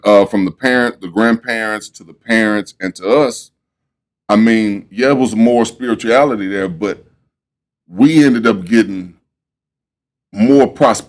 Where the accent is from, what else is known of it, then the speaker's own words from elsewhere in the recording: Houston, Texas, United States; I was born and raised in Third Ward